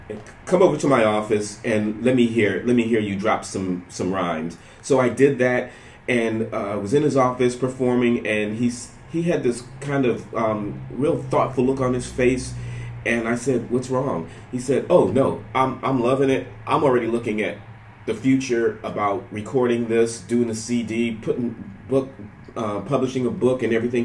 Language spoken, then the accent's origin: English; Panama; born there; I was born in Panama, and my sister was born in Panama.